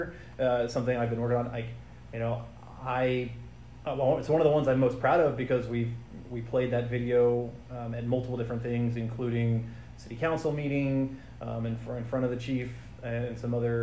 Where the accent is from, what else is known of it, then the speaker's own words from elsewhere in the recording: Cumming, Georgia, United States; moved away as an adult; also born or lived in Iowa / Los Angeles, California / Denver, Colorado; now in LaGrange, United States; I grew up in the Cumming and then Alpharetta and Roswell area through or up until high school